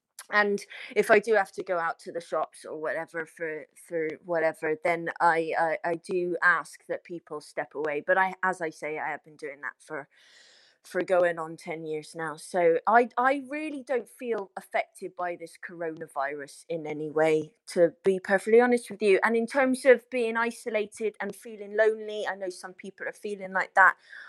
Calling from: Barnstaple, South West England, United Kingdom; I'm calling from Devon today.

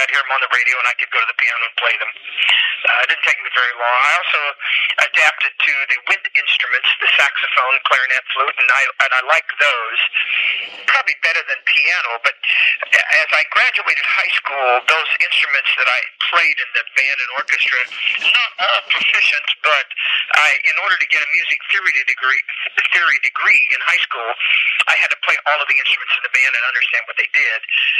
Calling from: Nashville, Tennessee, United States; I'm calling you from Nashville. We were actually on the Grand Ole Opry last night

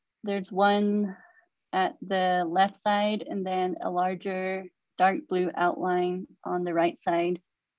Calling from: Monument Valley, Utah, United States; I'm calling in from Monument Valley, Utah, Arizona, and Bears Ears is just north of me where the Buttes, the two Buttes sit.

